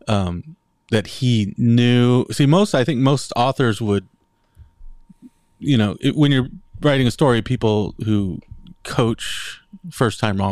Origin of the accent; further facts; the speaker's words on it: United States; me as an American